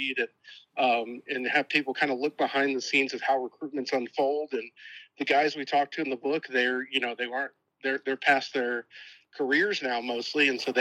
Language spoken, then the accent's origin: English; Irving, Texas, United States; Born and raised in Irving, Texas, in the shadow of Texas Stadium